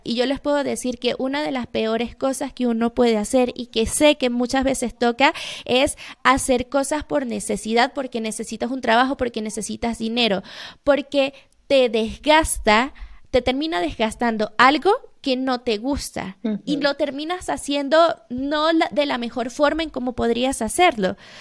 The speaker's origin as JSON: {"language": "Spanish", "country": "Venezuela", "moved": "as an adult", "lives_now": "Mexico", "said": "soy venezolana, estoy viviendo en México desde hace cinco años"}